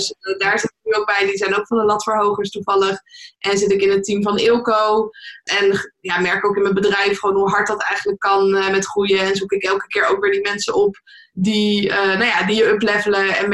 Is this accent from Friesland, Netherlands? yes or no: no; Leiden, South Holland, Netherlands; Ik kom zelf uit Leiden